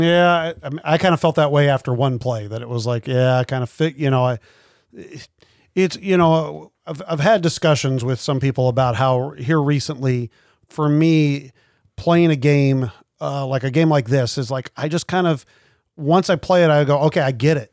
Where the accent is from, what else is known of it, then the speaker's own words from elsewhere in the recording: Kansas City, Missouri, United States; I grew up in Kansas City